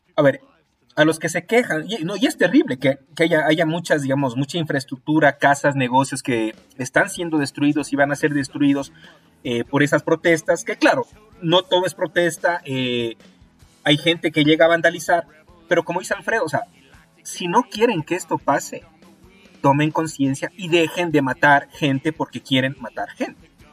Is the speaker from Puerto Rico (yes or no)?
no; Ecuador